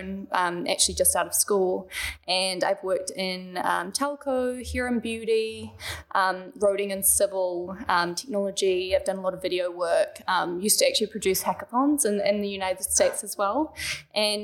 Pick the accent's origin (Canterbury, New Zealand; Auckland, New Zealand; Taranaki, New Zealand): Auckland, New Zealand; also born or lived in Kaukapakapa; I grew up in Auckland. I actually grew up on a farm in Kaukaupapa. And then we moved to the North Shore